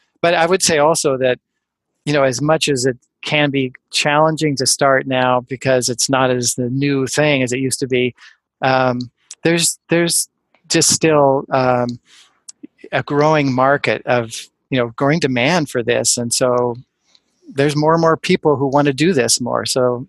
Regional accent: West Coast, United States; also born or lived in Ann Arbor, Michigan; I'm from the West Coast. I had 7 good years in the Midwest, and I loved it, and Ann Arbor's pretty, unique, but then I moved back out west

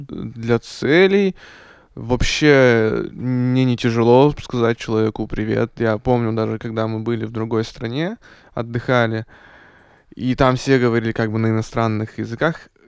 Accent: Perm, Perm Krai, Russia; а я, кстати, тоже из Перми.

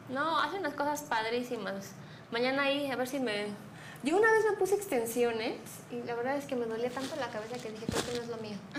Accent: Mexico City, Mexico; now in Querétaro, Mexico; nosotros que somos chilangos

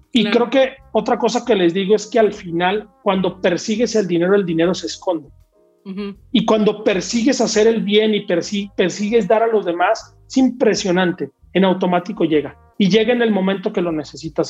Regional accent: Torreón, Coahuila, Mexico; moved away as an adult; now in Metepec, Mexico; yo no soy de la Ciudad de México, yo soy de Torreón, ahora vivo aquí en Metepec, pegado a la Ciudad de México

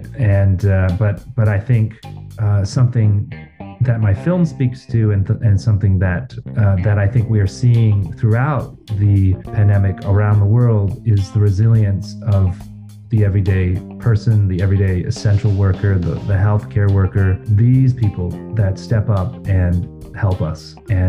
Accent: Ontario, Canada; moved away as an adult; also born or lived in Montreal, Canada; I grew up in Canada. I'm originally from Ontario, and I had lived in Montreal for 20 plus years, but recently returned because I have a young family, a young daughter, and my partner is American from Minneapolis. So it made more sense to be in Ontario.

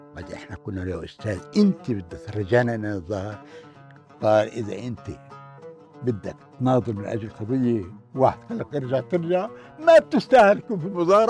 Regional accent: Jenin, West Bank, Palestine; moved away as an adult; now in Germany; أنا من بلدي اسمها جنين

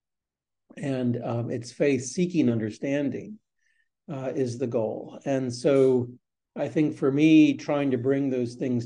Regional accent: United States; also born or lived in North Carolina / Virginia; grew up partly in Virginia and partly in North Carolina

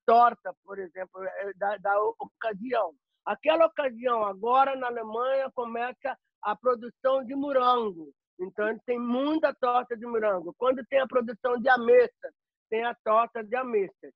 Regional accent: Belo Horizonte, Minas Gerais, Brazil; moved away as an adult; now in Frankfurt, Germany; sou natural de Minas Gerais, Belo Horizonte

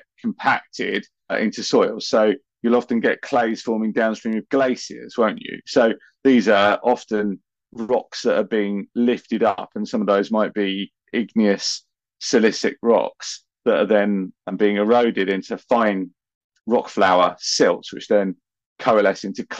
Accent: United Kingdom; I'm British

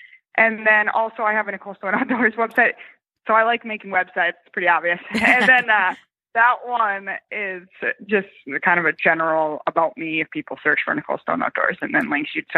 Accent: Minnesota, United States; I'm from Minnesota originally

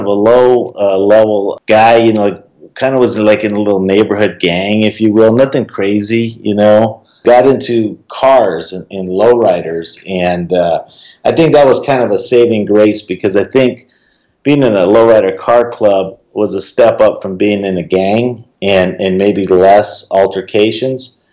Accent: Phoenix, Arizona, United States; also born or lived in Santa Fe, New Mexico; I was born in Santa Fe, New Mexico. We moved to Phoenix when I was about 6 months old. Grew up in the inner city

